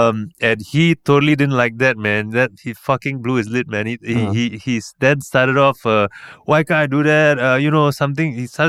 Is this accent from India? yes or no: no; Singapore; born there; I was born in 1977 in Kandang Karabau Hospital.